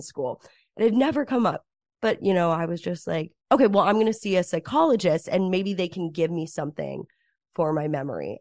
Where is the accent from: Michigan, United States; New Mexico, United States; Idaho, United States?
New Mexico, United States; Cedar Crest; moved away as an adult; now in Los Angeles, United States; growing up in Cedar Crest, New Mexico